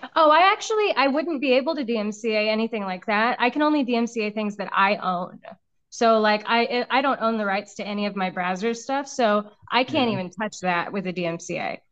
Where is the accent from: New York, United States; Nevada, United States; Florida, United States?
Nevada, United States; Las Vegas; I'm from Las Vegas.